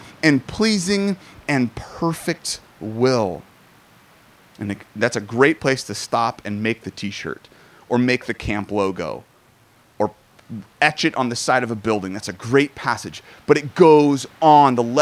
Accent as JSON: {"language": "English", "region": "Southern California", "country": "United States", "said": "I'm Southern Californian"}